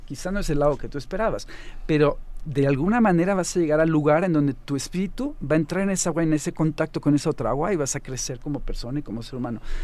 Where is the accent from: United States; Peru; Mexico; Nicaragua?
Mexico; moved away as an adult; also born or lived in Finland / Germany; Yo me fui de México a los 25 años más o menos